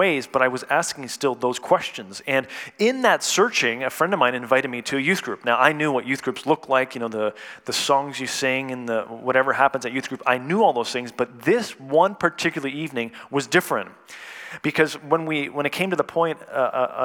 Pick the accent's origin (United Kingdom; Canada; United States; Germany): Canada; moved away; I was born and raised in Canada